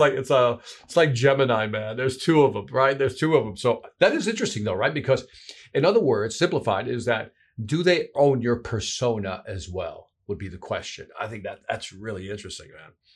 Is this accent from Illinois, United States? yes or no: yes; Chicago, Illinois, United States; That's my hometown there, Chicago